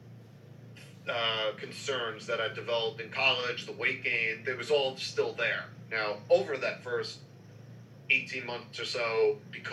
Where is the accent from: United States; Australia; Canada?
United States; New York City, New York; I grew up in New York City